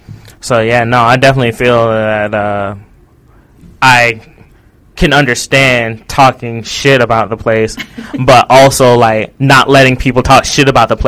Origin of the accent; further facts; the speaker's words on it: United States; moved away as an adult; also born or lived in Arizona; now in Japan; I grew up in America, so I do know America.